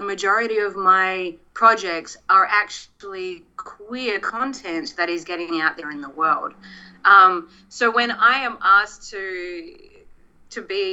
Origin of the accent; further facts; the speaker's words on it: Australia; now in Los Angeles, United States; I have to go back to my home country